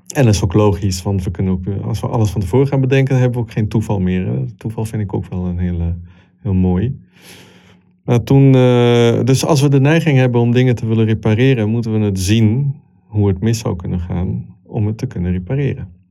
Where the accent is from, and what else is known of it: Italy; born or raised there; moved away as an adult; also born or lived in Congo / Milan, Italy; now in Netherlands